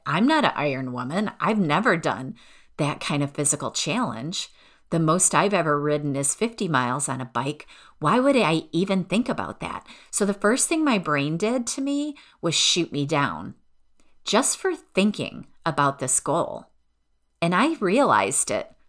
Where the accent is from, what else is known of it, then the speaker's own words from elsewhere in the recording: outside of Detroit, Michigan, United States; I grew up outside of Detroit